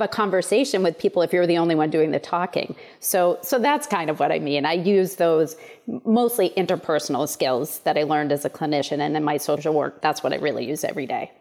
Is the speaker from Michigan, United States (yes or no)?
no; Portland, Maine, United States; also born or lived in Chicago; I'm a true Mainer. I was born and raised in Maine.